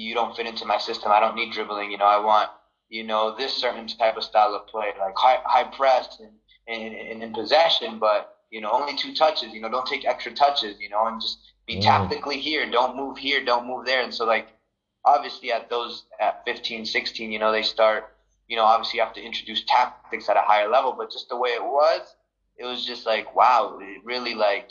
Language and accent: English; United States; being an American at that time